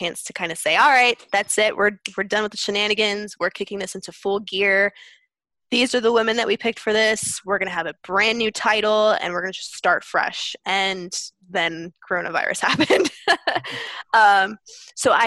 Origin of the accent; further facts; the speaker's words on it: Pennsylvania, United States; also born or lived in Brooklyn, New York; I was born in Brooklyn, New York, but the majority of my life I spent growing up in Pennsylvania